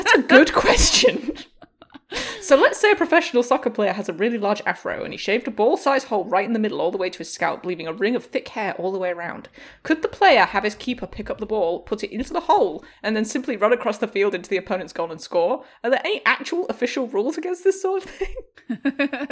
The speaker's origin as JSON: {"language": "English", "town": "York", "region": "Yorkshire and the Humber", "country": "United Kingdom", "tie": "born or raised there", "said": "a chocolate bar made in my hometown called a Yorkie."}